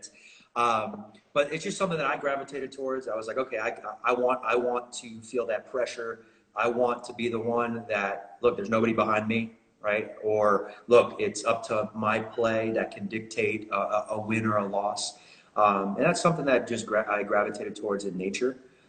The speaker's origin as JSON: {"language": "English", "town": "Melbourne", "region": "Florida", "country": "United States", "tie": "born or raised there", "also_born_or_lived": "Belgium", "moved": "as an adult", "lives_now": "Oklahoma, United States", "said": "born and raised in Melbourne, Florida"}